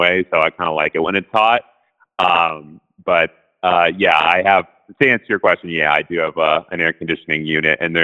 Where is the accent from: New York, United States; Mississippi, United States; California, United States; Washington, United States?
Washington, United States; Seattle; moved away; I grew up in Seattle